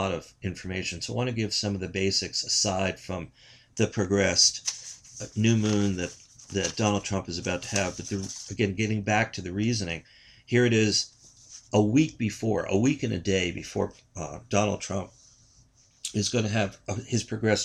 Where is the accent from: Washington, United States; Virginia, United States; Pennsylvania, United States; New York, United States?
New York, United States; I'm from New York.